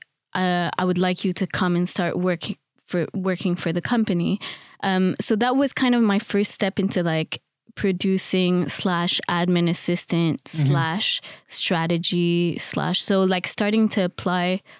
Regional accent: Montreal, Quebec, Canada; moved away as an adult; also born or lived in Paris; now in London, United Kingdom; I'm originally from Montreal, Canada

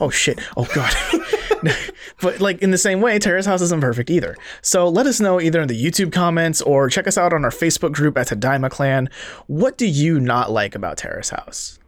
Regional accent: Seoul, South Korea; moved away; I didn't learn how to drive till I was twenty-one because I grew up in Seoul.

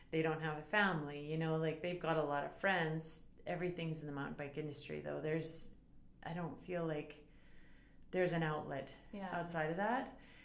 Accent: Beaverlodge, Alberta, Canada; Beaverlodge, Alberta.

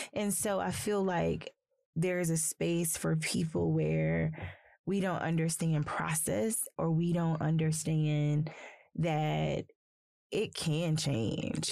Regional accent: South Carolina, United States; also born or lived in Athens, Georgia; now in Northwest Arkansas, United States; I'm from South Carolina, so I'm from the South

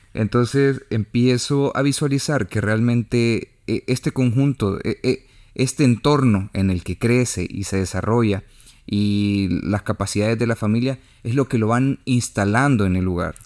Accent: El Salvador; uno como salvadoreño, uno como centroamericano

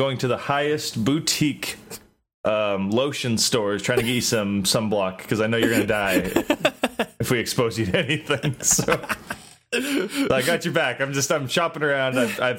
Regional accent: United States; I am an American.

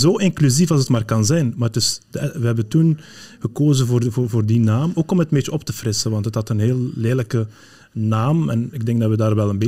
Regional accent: Flanders, Belgium; also born or lived in Morocco; ik ik ben opgegroeid in, in, in, Vlaanderen, maar ik ben geboren in Marokko.

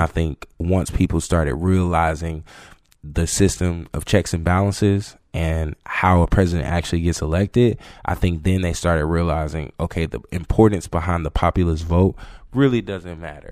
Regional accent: Georgia, United States; moved away as an adult; also born or lived in Florida; now in South Carolina, United States; growing up in Georgia

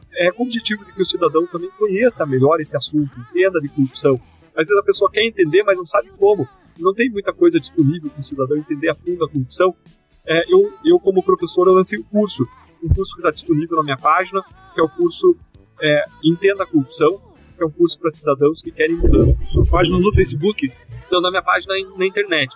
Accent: Brazil

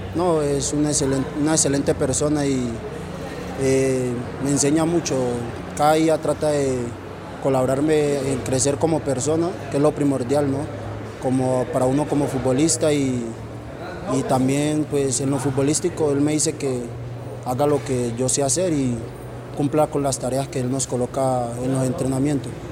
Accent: Puerto Tejada, Cauca, Colombia; now in Manizales, Colombia; soy de Puerto Tejada, Cauca, de la vereda Perico Negro

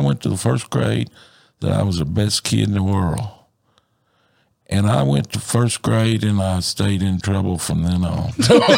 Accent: Dublin, Virginia, United States; I'm actually originally from Dublin

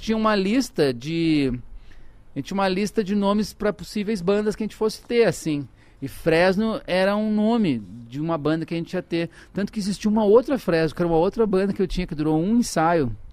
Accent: Porto Alegre, Rio Grande do Sul, Brazil; moved away as an adult; also born or lived in Ceará; now in São Paulo, Brazil; Eu nasci no Ceará, mas eu vivi a vida inteira no Rio Grande do Sul

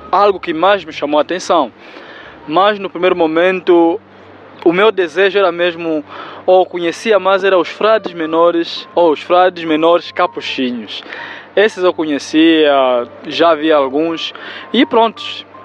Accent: Benguela, Angola; na região onde eu nasci, que é a província de Benguela

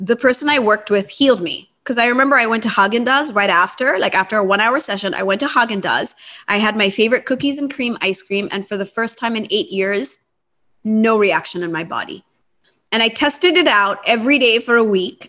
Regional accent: Japan; moved away as an adult; also born or lived in United States; I grew up in Japan and I went to college in the US

